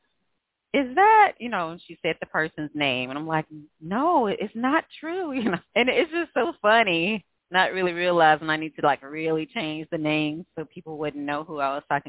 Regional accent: Greenville, Mississippi, United States; moved away as an adult; now in Houston, United States; I was born and raised in Greenville, Mississippi, but I've been here since the end of 2007

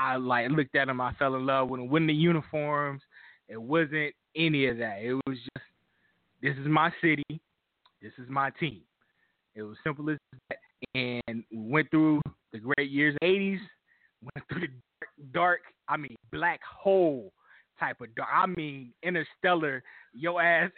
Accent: Cincinnati, Ohio, United States; I was born and raised in Cincinnati, Ohio, born in Children's Hospital

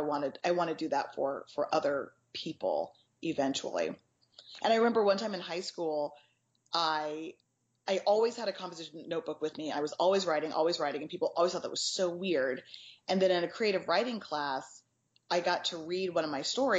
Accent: Texas, United States; I grew up in Texas

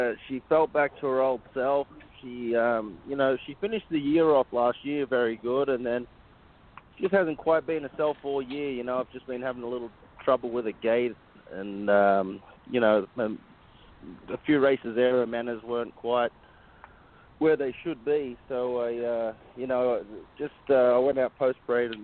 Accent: Australia; now in United States; I'm from Australia

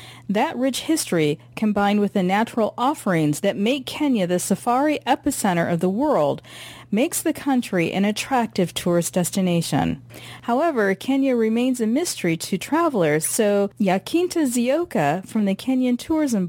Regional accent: Midwest, United States; as a Midwesterner

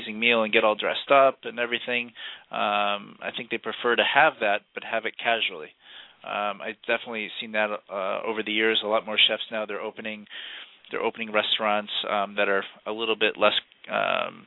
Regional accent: Massachusetts, United States; moved away as an adult; also born or lived in Huntington, Long Island, New York / Boston / Miami, Florida / Providence, Rhode Island; now in Florida, United States; I'm originally from Massachusetts. That's where I grew up.

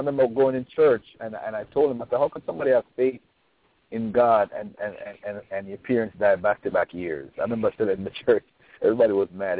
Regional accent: Jamaica; I'm from Jamaica

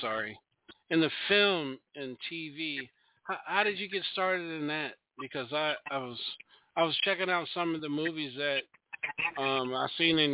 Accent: Salisbury, Maryland, United States; I'm from the shore, Salisbury.

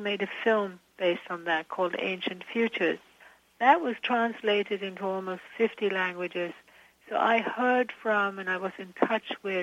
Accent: Sweden; moved away; I'm originally from Sweden

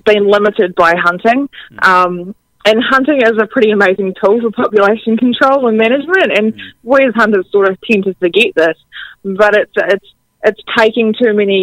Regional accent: Hawke's Bay, New Zealand; moved away; also born or lived in Queenstown, New Zealand; I grew up in Hawke's Bay

